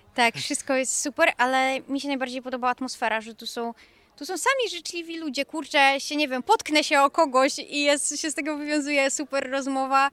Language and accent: Polish; Wrocław, Lower Silesian Voivodeship, Poland; jesteśmy z Wrocławia